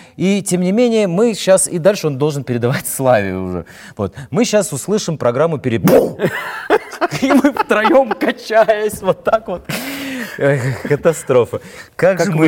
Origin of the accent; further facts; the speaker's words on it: Odesa, Odesa Oblast, Ukraine; now in Moscow, Russia; Я, я не, не стал москвичом. Я остаюсь с одесситом